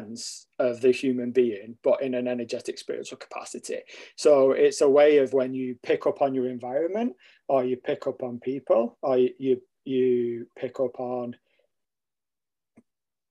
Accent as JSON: {"language": "English", "town": "Stockport", "region": "North West England", "country": "United Kingdom", "tie": "born or raised there", "moved": "as an adult", "lives_now": "Canada", "said": "I'm originally from England, a place called Stockport, close to Manchester. I grew up there, and then I currently now live in Canada"}